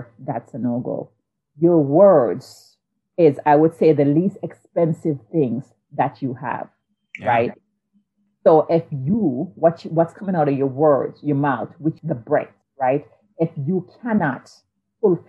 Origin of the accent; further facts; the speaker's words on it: Jamaica; moved away; I grew up in Jamaica